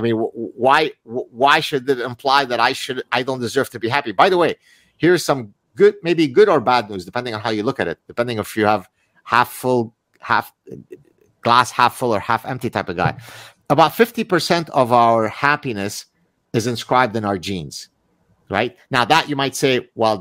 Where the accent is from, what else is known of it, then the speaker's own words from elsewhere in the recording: Lebanon; now in Montreal, Canada; I'm from Lebanon